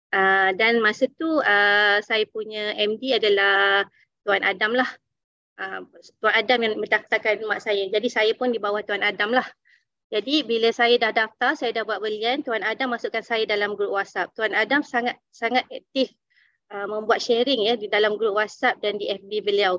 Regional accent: Dungun, Terengganu, Malaysia; now in Kuala Lumpur, Malaysia; saya berasal daripada Dungun. Kini saya menetap di Kuala Lumpur

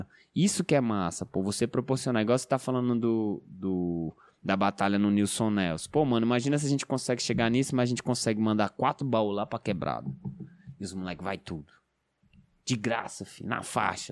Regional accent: Ceilândia, Federal District, Brazil

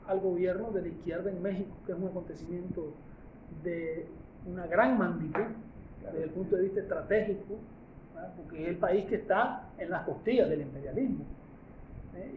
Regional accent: Nicaragua

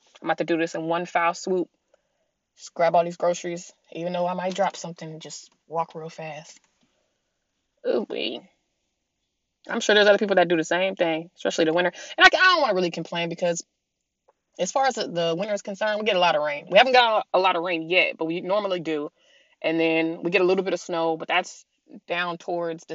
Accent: San Diego, California, United States; moved away; also born or lived in Colorado; I was born in Colorado and I was raised in San Diego, California. I lived in San Diego, California since I was 3 years old.

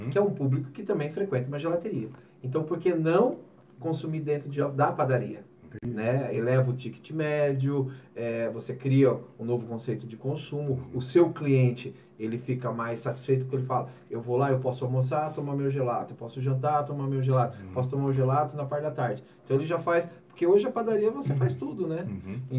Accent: Jundiaí, São Paulo, Brazil; eu sou de Jundiaí, né? Eu sou de Jundiaí.

